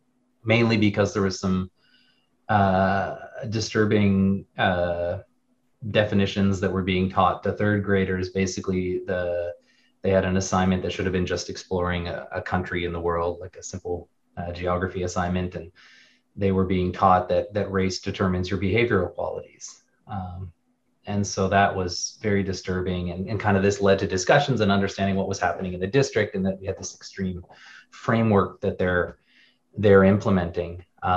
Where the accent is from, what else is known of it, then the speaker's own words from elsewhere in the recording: Canada; now in United States; So we immigrated recently, or 4 years ago, to Wisconsin. We're Canadian from France.